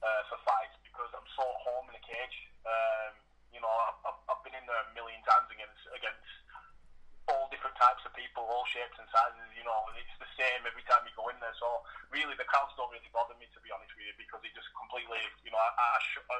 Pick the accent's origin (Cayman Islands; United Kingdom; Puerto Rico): United Kingdom; Blackburn, North West England; moved away as an adult; also born or lived in Preston / Leyland; I was from Blackburn originally. I got married and I moved to Preston.